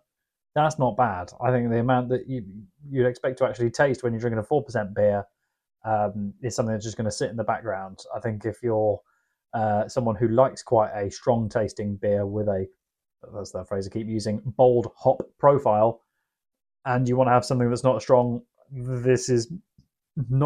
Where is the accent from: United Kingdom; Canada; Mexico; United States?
United Kingdom; Yorkshire and the Humber; apparently I'm from Yorkshire as well